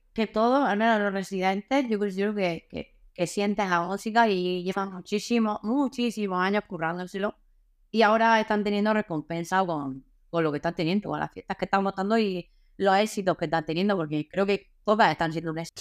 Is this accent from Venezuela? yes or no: no; Murcia, Region of Murcia, Spain; soy de Murcia